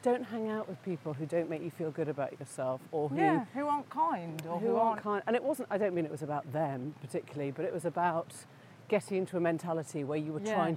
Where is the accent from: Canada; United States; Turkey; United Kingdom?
United Kingdom; Sheffield, Yorkshire and the Humber; the middle school years in Sheffield